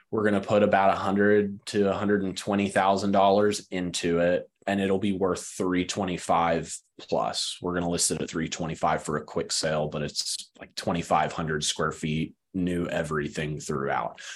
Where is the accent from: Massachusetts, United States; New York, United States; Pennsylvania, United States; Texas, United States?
Texas, United States; West; now in Greensboro, United States; I grew up in West Texas.